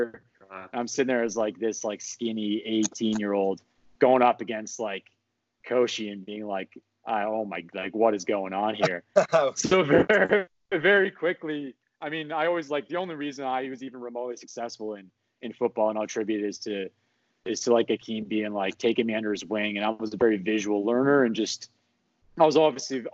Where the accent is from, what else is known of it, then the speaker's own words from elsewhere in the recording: Canada; we're from Canada